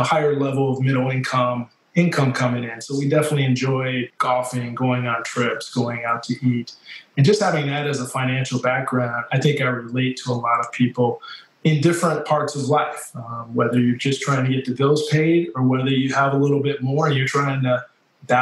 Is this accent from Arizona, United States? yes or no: no; Grand Rapids, Michigan, United States; moved away as an adult; also born or lived in East Lansing, Michigan / Florida; now in Charlotte, United States; I grew up in Grand Rapids, Michigan, and I would say East Lansing, Michigan, through my high school years